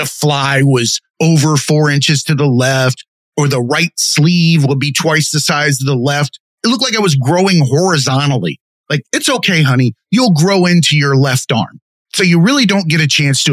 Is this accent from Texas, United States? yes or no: no; Florida, United States; I'm from Florida.